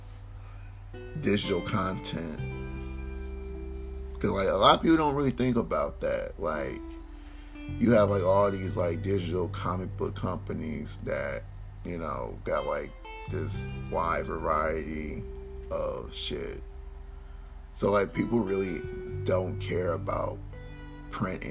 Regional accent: Detroit, Michigan, United States; I'm from Detroit

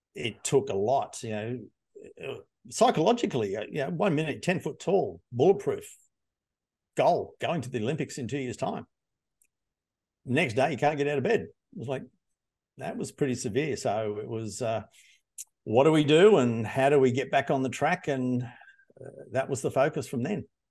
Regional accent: Hunter Valley, New South Wales, Australia; I grew up in the Hunter Valley

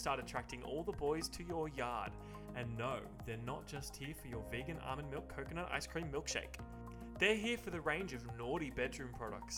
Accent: Gippsland, Victoria, Australia; in Gippsland. I'm from Gippsland. Yeah. Country Victoria

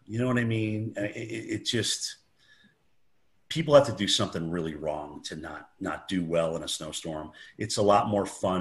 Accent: White River Junction, Vermont, United States; growing up in White River Junction, Vermont

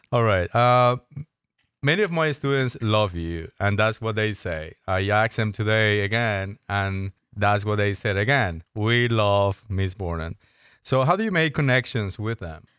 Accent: Colombia; moved away; I'm from Colombia

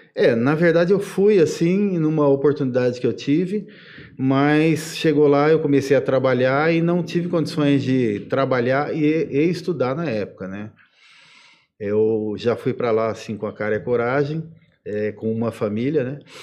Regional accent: Ibitinga, São Paulo, Brazil; eu sou daqui de, de Bitinga, né? Vim para cá pequenininho, em 72

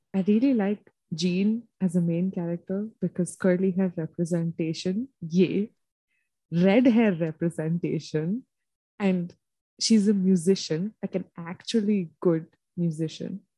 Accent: India; I'm from India

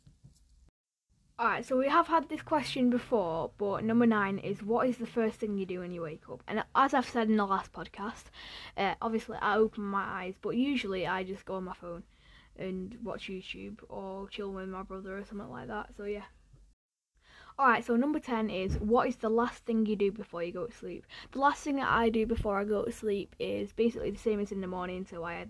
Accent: Ramsbottom, North West England, United Kingdom; also born or lived in Bury / Radcliffe; I grew up in the Manchester area, because I was born in Bury, and then I lived in Radcliffe for about a year, and then I moved to Ramsbottom, which is where I live now

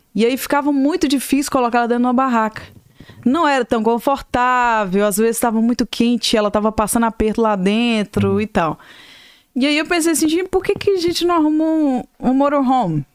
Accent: Ipatinga, Minas Gerais, Brazil; moved away as an adult; now in Atlanta, United States; eu sou mineira de Patinga, eu uhum. tô nos Estados Unidos há mais ou menos uns 20

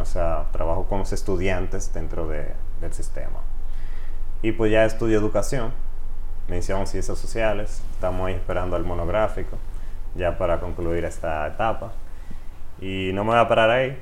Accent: Río San Juan, María Trinidad Sánchez, Dominican Republic; moved away as an adult; also born or lived in Nagua; now in Santiago de los Caballeros, Dominican Republic; yo nací en la provincia María Trida Sánchez, en la ciudad de Nagua, pero me crié en Río San Juan, pueblito bello lleno de playas

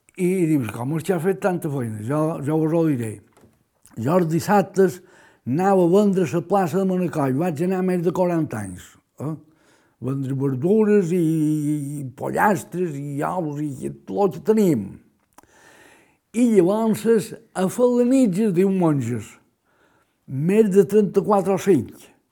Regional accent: Majorca, Balearic Islands, Spain; com a bon mallorquí

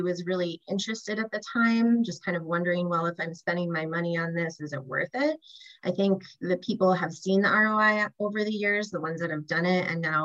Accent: Wisconsin, United States; now in Southern California, United States; I grew up landscaping in Wisconsin

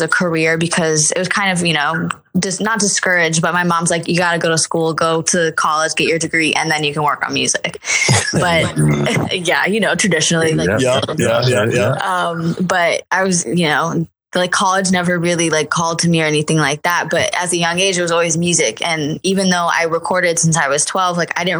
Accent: Orlando, Florida, United States; I was born and raised in Central Florida

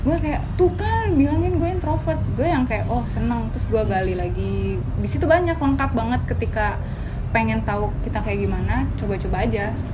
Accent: Karawang, West Java, Indonesia; Gua Jawa Barat

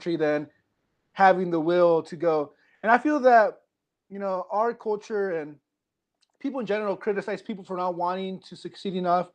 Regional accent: Quincy, Washington, United States; also born or lived in Central California; I grew up in Quincy, Washington

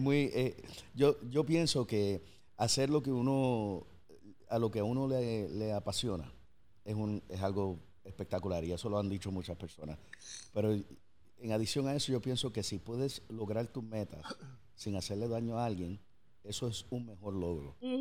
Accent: Puerto Rico; moved away; also born or lived in United States; que soy de Puerto Rico, me fui, regresé

